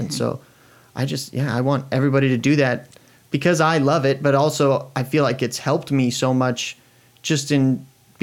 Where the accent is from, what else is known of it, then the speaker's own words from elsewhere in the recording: Iowa, United States; also born or lived in Colorado; now in Oskaloosa, United States; I was like 7 or 8 years old when we moved from Colorado to Iowa